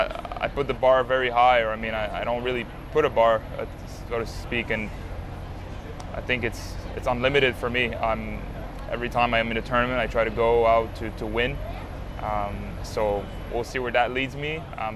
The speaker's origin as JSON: {"language": "English", "town": "Montreal", "region": "Quebec", "country": "Canada", "tie": "born or raised there", "said": "growing up in Montreal, Canada, I mean, first time I went outside of Montreal to play tennis was Toronto"}